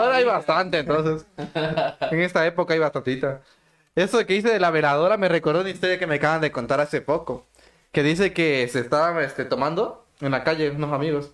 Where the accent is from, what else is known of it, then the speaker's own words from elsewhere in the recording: El Parral, Chiapas, Mexico; soy del Parral Chiapas, un municipio que pertenecía antes a Villacorso